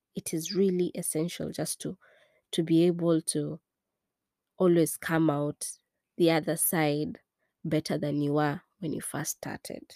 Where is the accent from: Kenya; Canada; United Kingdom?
Kenya; also born or lived in East Coast, United States; now in United States